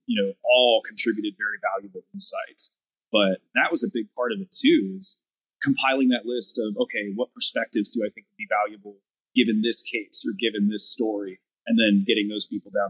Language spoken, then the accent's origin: English; Texas, United States; we're hanging out in my home state